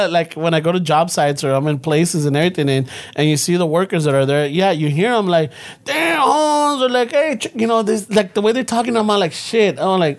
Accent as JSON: {"language": "English", "town": "Los Angeles", "region": "California", "country": "United States", "said": "I'm from South LA."}